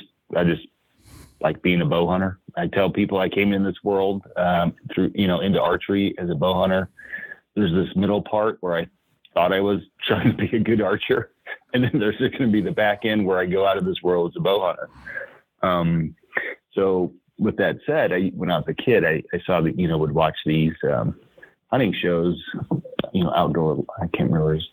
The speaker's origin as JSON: {"language": "English", "region": "Southern Illinois", "country": "United States", "tie": "born or raised there", "said": "I grew up in Southern Illinois"}